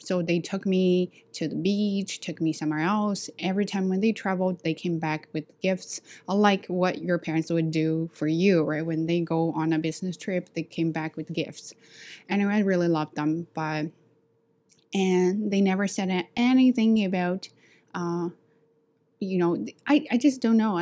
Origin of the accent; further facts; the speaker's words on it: China; accent: Chinese; English is a second language; moved away as an adult; now in Canada; I'm from China